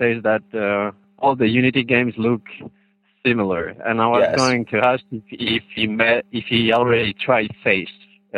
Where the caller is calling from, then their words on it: Switzerland; I'm calling from Switzerland.